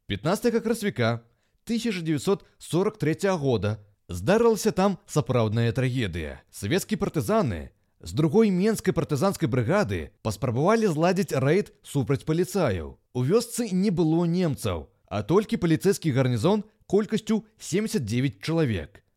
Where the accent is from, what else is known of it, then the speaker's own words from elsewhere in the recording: Belarus; мы ж беларусы, частка еўрапейскага цывілізаванага света